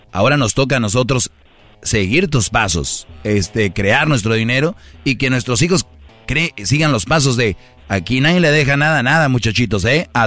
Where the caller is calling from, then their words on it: San Francisco, California, United States; De la ciudad de San Francisco.